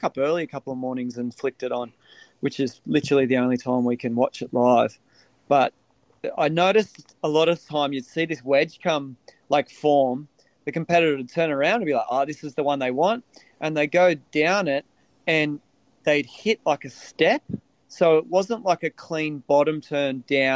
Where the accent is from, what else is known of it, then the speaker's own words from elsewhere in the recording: Australia; being Australian